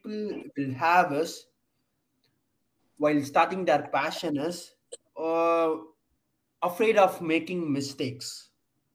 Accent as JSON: {"language": "English", "region": "South India", "country": "India", "said": "we are from South"}